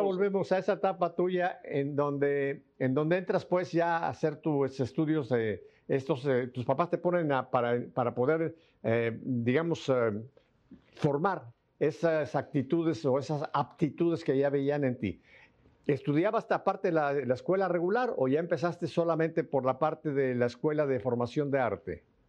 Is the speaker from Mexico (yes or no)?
yes; Mexico; also born or lived in South Florida; now in Miami, United States; yo nací en México y a mí me tocó una infancia muy parecida a la que tú dices